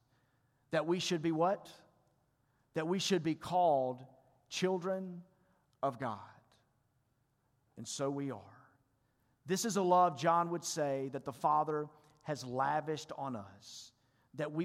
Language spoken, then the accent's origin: English; Mississippi, United States; I told him I was from Mississippi and he told me that I talk funny